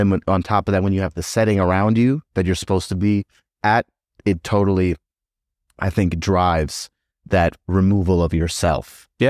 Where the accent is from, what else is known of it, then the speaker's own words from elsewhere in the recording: Tennessee, United States; You're not thinking like, oh, this is so different from growing up in Tennessee.